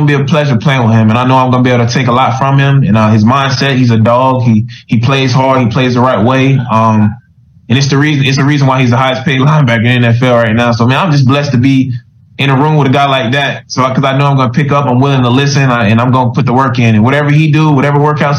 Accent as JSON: {"language": "English", "town": "Columbus", "region": "Georgia", "country": "United States", "tie": "born or raised there", "said": "Man, I grew up, I'm from Columbus, Georgia."}